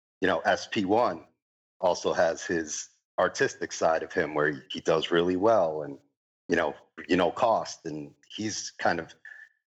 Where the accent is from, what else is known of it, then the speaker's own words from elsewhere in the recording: New York City, New York, United States; I'm an artist from Queens, New York, born and raised